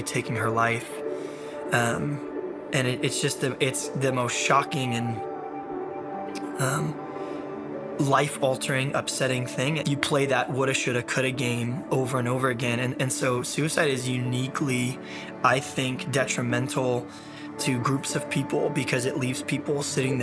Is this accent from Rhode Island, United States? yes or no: no; San Diego, California, United States; I'm from San Diego, California